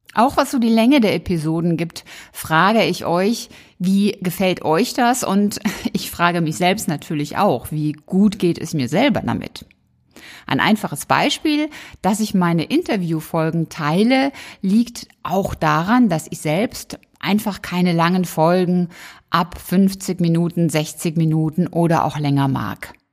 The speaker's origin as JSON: {"language": "German", "country": "Germany", "said": "bei uns in Deutschland"}